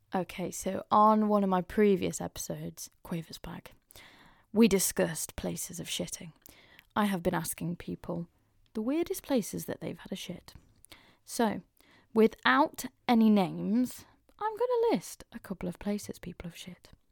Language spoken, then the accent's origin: English; Mansfield, East Midlands, United Kingdom; growing up in Mansfield in our lovely little small town